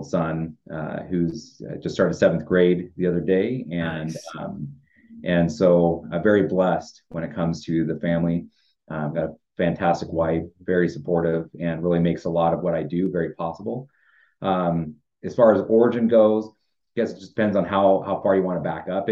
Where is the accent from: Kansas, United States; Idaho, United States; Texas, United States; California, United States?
Idaho, United States; Idaho Falls; growing up in Eastern Idaho, in Idaho Falls